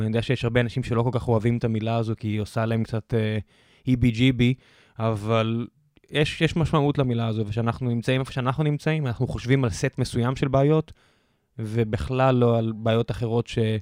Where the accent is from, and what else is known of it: Israel